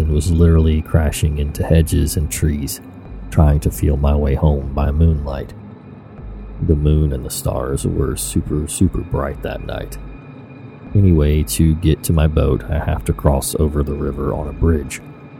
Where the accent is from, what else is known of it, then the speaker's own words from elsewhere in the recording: England, United Kingdom; I'm sure you can tell I'm from England.